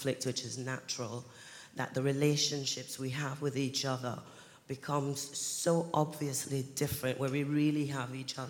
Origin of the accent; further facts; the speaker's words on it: Jamaica; now in United Kingdom; I was born here in the UK, but I grew up in Jamaica